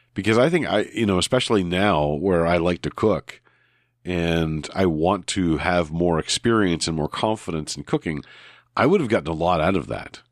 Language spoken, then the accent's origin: English; New Brunswick, Canada; growing up in New Brunswick, not near, not far from the border